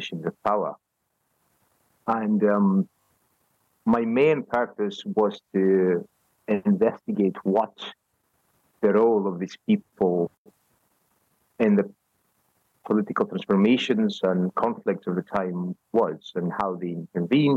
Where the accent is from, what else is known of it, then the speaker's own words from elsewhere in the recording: Greece; moved away as an adult; also born or lived in Edinburgh, Scotland / Dublin, Ireland; now in Bielefeld, Germany; I am originally from Greece. I grew up there